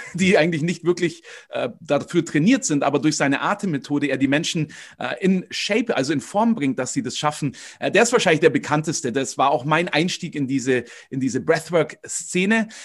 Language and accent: German; Königsbrunn, Bavaria, Germany; Ich äh, komme aus Königsbrunn, das ist bei Augsburg. Und ähm, da bin ich auch aufgewachsen, im Umkreis geboren